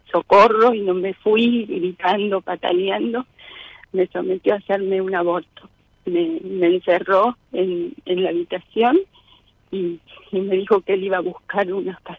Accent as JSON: {"language": "Spanish", "town": "Liniers", "region": "Buenos Aires", "country": "Argentina", "said": "De Liniers."}